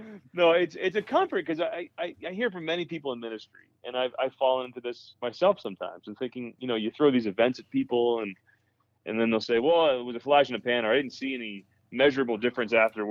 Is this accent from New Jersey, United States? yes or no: yes; New Jersey, United States; I grew up in New Jersey and, with a good Catholic family